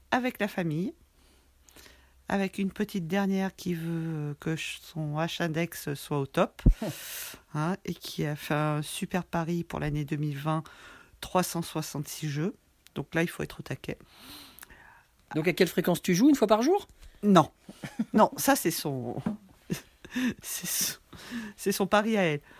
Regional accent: Lyon, Auvergne-Rhône-Alpes, France; now in Saint-Just-d'Avray, France; euh, je suis née à Lyon, mais j'habite à Saint-Just-d'Avray, chez les Chouettes.

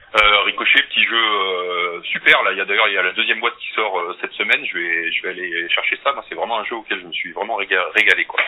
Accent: Limoges, Nouvelle-Aquitaine, France; moved away as an adult; also born or lived in Lyon; now in Grenoble, France; je suis né à Limoges, j'ai été étudiant à Lyon et puis j'ai commencé à travailler à Grenoble il y a maintenant un peu plus de 25 ans.

